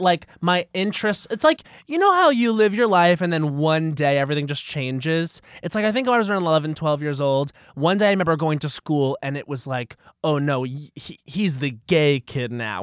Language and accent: English; Long Island, New York, United States; I'm from Long Island where it was very sports